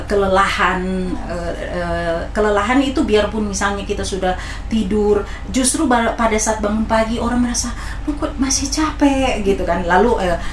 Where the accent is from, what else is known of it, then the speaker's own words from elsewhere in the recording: Manado, North Sulawesi, Indonesia; saya orang Manado pemakan cabai